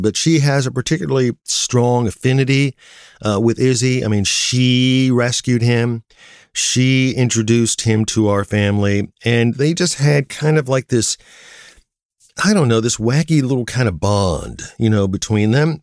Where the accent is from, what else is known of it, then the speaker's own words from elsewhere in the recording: Canton, Ohio, United States; my hometown of Canton, Ohio